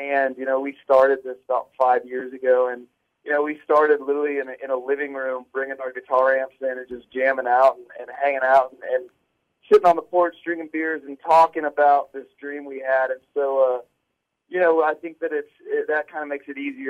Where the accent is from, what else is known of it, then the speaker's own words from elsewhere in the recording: 30 minutes from Bonnaroo, Tennessee, United States; I actually grew up like 30 minutes from where Bonnaroo's